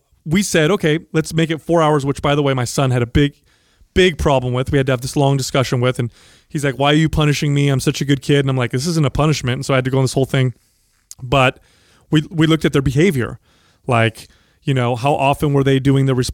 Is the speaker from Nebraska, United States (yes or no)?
no; San Jose, California, United States; I grew up here in San Jose